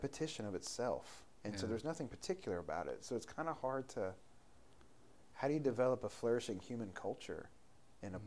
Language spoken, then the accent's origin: English; North Carolina, United States; also born or lived in Oregon; I was from North Carolina